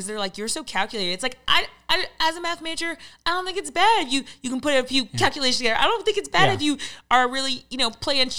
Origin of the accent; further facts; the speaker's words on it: Raleigh, North Carolina, United States; I'm from Raleigh. I'm a farmer, Southern guy.